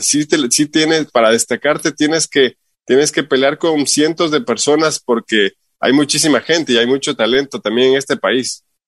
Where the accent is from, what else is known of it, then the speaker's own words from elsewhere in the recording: Quito, Pichincha, Ecuador; moved away as an adult; also born or lived in Utah, United States; now in Salt Lake City, United States; como buen ecuatoriano